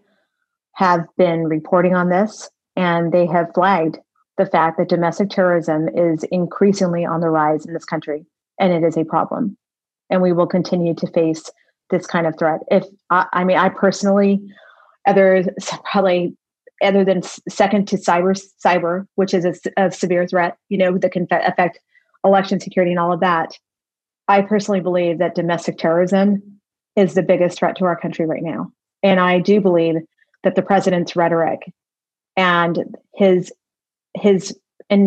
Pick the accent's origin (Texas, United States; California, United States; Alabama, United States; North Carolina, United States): Texas, United States; El Paso; moved away; being my hometown that I grew up